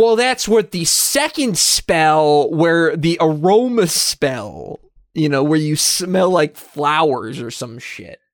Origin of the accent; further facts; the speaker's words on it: United States; we're American